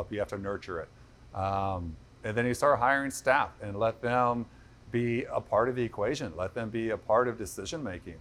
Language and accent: English; Indiana, United States; moved away; I'm from Indiana.